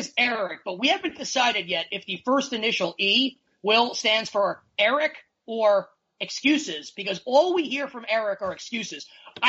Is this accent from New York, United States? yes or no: no; Jacksonville, Florida, United States; growing up in Jacksonville